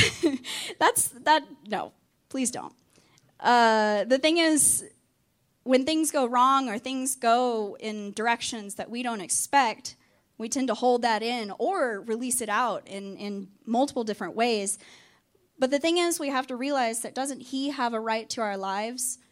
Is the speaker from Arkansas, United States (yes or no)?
yes; Arkansas, United States; also born or lived in Texas; now in North Carolina, United States; I am originally from Arkansas